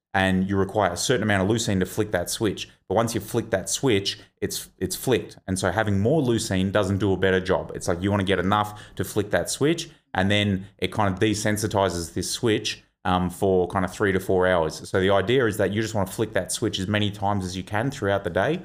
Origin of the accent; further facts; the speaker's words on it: Victoria, Australia; I'm from Victoria